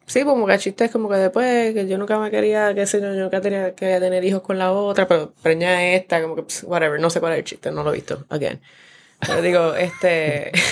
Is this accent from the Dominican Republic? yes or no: no; Mayagüez, Puerto Rico; yo soy de Mayagüez